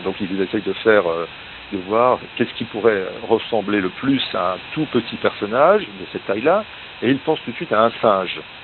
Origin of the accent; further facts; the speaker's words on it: north-east France, France; ma région d'origine